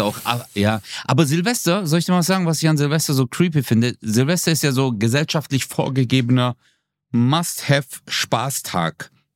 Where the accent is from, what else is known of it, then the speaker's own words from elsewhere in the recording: Swabia, Germany; ich bin Schwabe